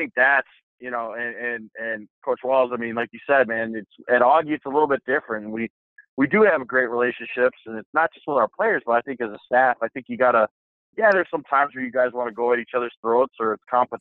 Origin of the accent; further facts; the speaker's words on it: Chicago, Illinois, United States; I'm from Chicago